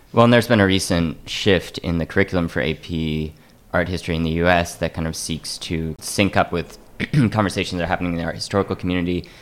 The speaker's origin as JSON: {"language": "English", "town": "Atlanta", "region": "Georgia", "country": "United States", "tie": "born or raised there", "said": "I grew up in Atlanta and we had access to the the High Museum"}